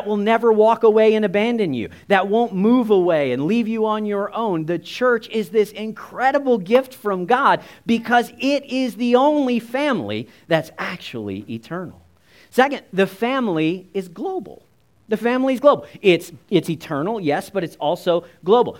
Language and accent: English; United States; my earthly family looks a lot like me. We're all kind of the same. We're all short. We're all American